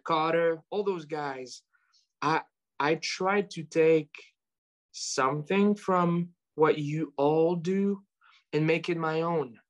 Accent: France; moved away as an adult; now in United States; where I'm from, uh, make it known and aware that, yes, I'm French and I'm, I mean, I'm French American now

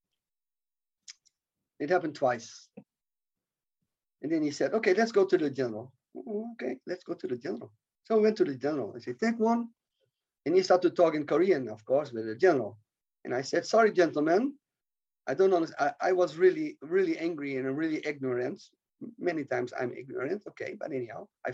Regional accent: Netherlands; I come from Holland

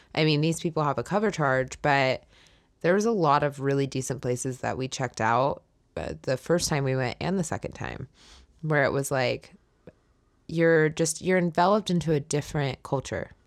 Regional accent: California, United States; moved away as an adult; I was from California

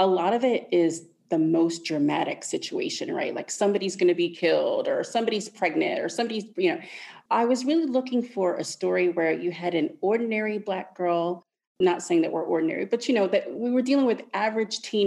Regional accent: United States; moved away as an adult; as an expat and as an American

